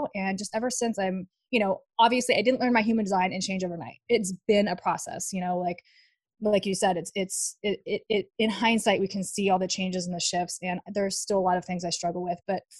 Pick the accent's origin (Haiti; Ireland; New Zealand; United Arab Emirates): United Arab Emirates; Dubai; and we ended up in Dubai. So I grew up in Dubai. My dad worked for Ford.